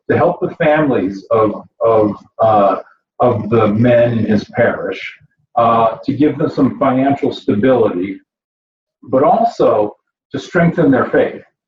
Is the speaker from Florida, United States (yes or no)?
no; Grand Blanc, Michigan, United States; moved away; also born or lived in Flint, Michigan; I was born in Flint, Michigan, right? Born in Flint in McLaren Hospital. I grew up in Grand Blanc